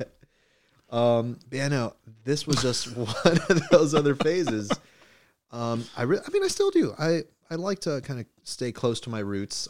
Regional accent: Inglewood, California, United States; accent: American, with Mexican ranch melody; also born or lived in Mexico; I have my own American accent

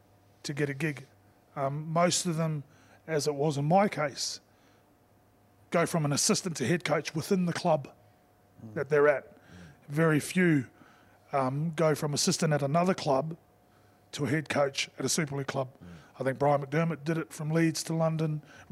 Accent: New Zealand; now in England, United Kingdom; whilst I'm a Kiwi and I'm Samoan and I'm proud of it, I've only coached in this country.

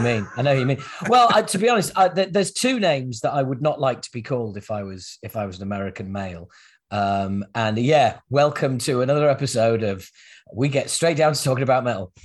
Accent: United Kingdom; us Brits

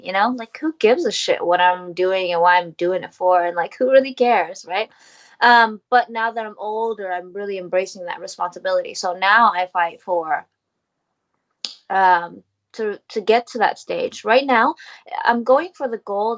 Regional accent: United States; I am Vietnamese American, living in America, soon to be uh, residing in Asia

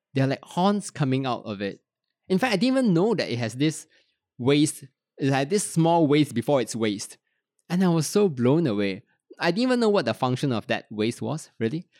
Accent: Petaling Jaya, Selangor, Malaysia; also born or lived in Kuala Lumpur; I was born in Kuala Lumpur, grew up in Petaling Jaya

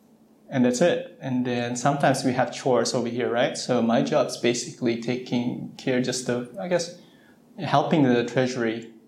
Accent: West Coast, United States; Nice to see if this is someone from the East Coast. I'm from the West Coast.

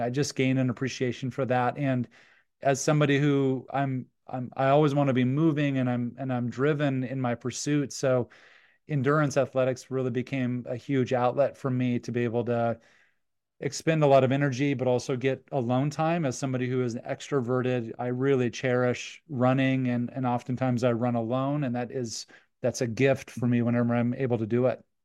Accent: Cheyenne, Wyoming, United States; we grew up in Cheyenne, Wyoming.

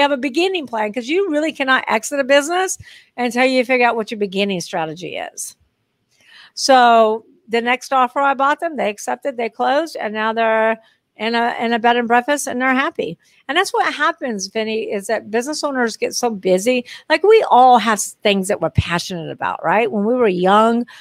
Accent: Texas, United States; moved away as an adult; also born or lived in Long Beach, California / Dallas, Texas; now in New Orleans, United States; I'm moving back to Texas because I grew up in Texas

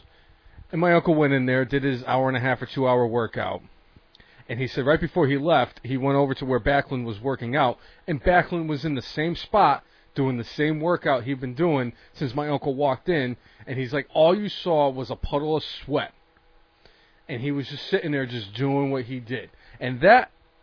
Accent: Connecticut, United States; moved away as an adult; now in Virginia, United States; Originally, I'm from Connecticut. I recently moved down to Virginia

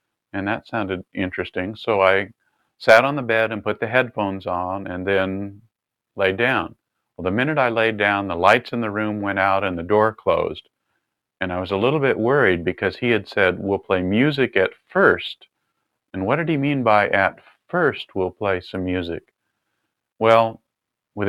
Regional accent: California, United States; I was raised in California

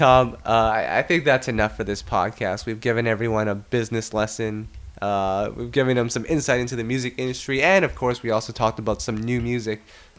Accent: Canada; I'm pretty good at this because, you know, I'm not from New York. So I know automatically the first response is, well, I'm not from here, so I don't have any American dollars on me. I'm from Canada.

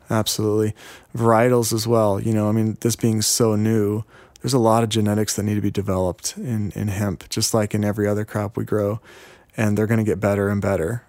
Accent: Yakima, Washington, United States; I'm from Yakima

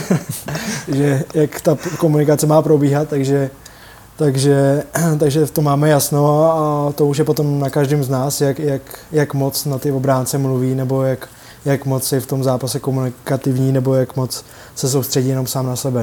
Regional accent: Litvínov, Ústí nad Labem Region, Czechia; já jsem z Litvínova a tam vlastně nic jiného kromě hokeje není

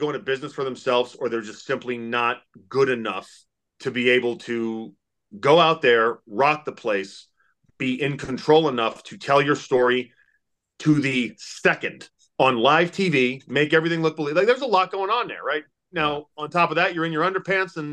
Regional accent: Massachusetts, United States; moved away as an adult; now in Kentucky, United States; I grew up in Massachusetts. Yeah, I live in Kentucky now

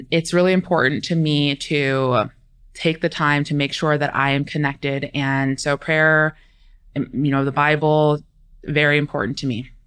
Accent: California, United States; also born or lived in East Coast; now in Arizona, United States; I'm originally from California or raised in California, moved to the East Coast for a couple years

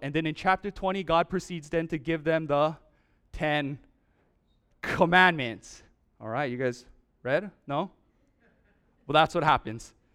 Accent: Oahu, Hawaii, United States; moved away; I'm from Oahu

